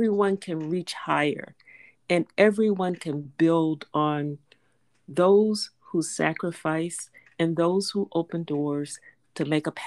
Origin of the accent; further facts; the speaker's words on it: Tallahassee, Florida, United States; I was born in Tallahassee, Florida, during the during the time of Jim Crow segregation, segregation by law